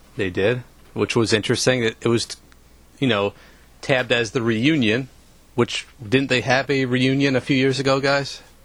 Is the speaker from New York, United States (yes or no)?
yes; New York, United States; I'm a New Yorker